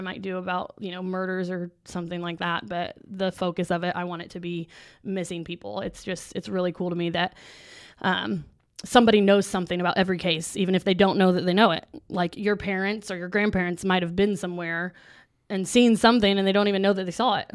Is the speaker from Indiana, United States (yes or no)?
yes; Indiana, United States; we're from Indiana